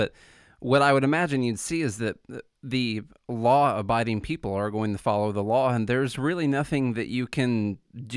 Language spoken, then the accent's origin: English; Illinois, United States; moved away as an adult; now in Nashville, United States; I'm from Illinois, and I've been in Nashville now for about 10 years